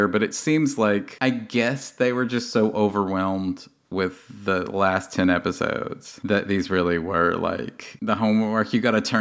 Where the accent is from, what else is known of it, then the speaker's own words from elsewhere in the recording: Tennessee, United States; I'm from the Volunteer State